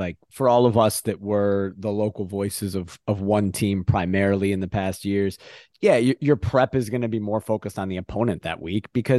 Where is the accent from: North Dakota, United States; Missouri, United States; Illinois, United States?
Illinois, United States; Chicago; I grew up in Chicago. I grew up a diehard Chicago Fire fan.